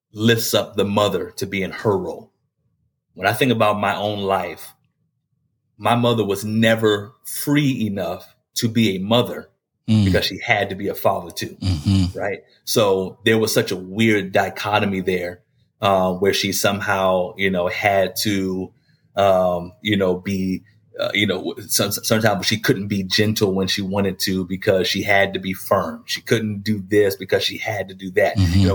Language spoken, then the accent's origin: English; Maryland, United States; born or raised there